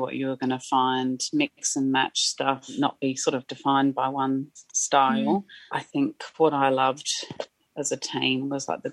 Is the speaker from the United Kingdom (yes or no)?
yes; England, United Kingdom; moved away; I grew up in England in a tiny little town.